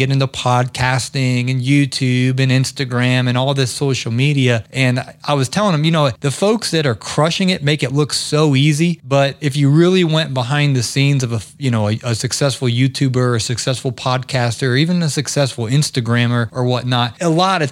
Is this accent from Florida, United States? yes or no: no; Ohio, United States; moved away as an adult; also born or lived in the South; I grew up in Ohio.